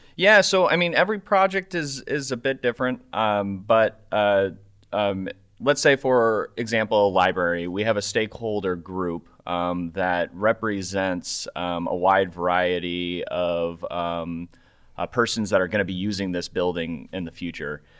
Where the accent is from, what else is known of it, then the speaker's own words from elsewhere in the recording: Omaha, Nebraska, United States; moved away; I grew up in uh, in Nebraska, uh, precisely nice. Omaha, Nebraska